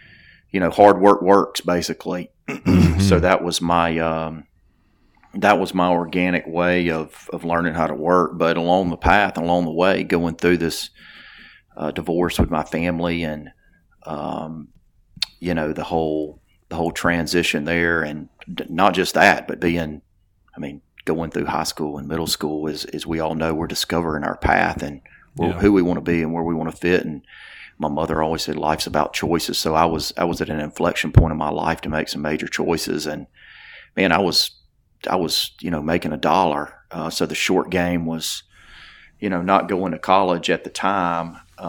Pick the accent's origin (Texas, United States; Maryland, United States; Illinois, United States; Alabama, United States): Alabama, United States; Theodore; I am from South Alabama, a town called Theodore, Alabama. I'm super proud of where I'm from.